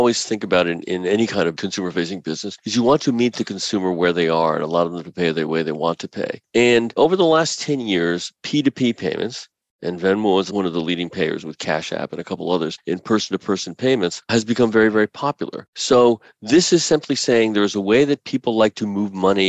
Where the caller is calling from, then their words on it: New York City, New York, United States; Actually, New York City. So it's been cold, but we are fortunate that we don't have any snow right now.